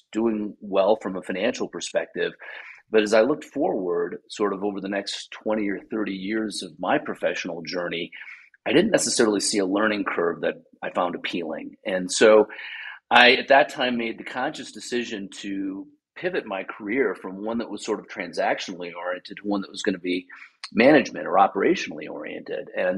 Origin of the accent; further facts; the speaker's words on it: Wisconsin, United States; I grew up in Wisconsin.